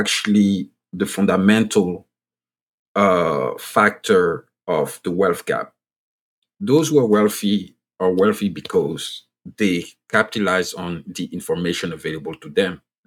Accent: Côte d’Ivoire; first language French; English is a second language; now in United States; I'm originally from Ivory Coast. You can pick from my voice and my accent that I speak French. Like, French is my first language.

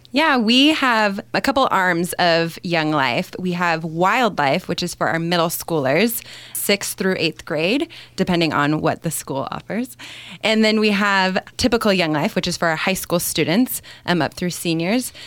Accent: California, United States; moved away; I grew up in California and attended Young Life when I was in high school

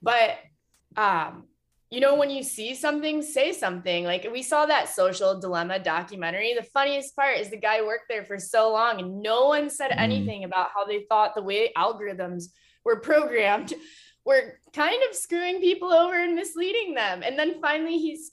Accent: Toledo, Ohio, United States; I grew up in Toledo

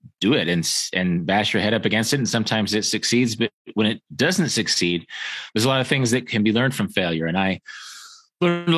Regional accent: Kansas, United States; I grew up in Kansas, which is right in the middle of the United States

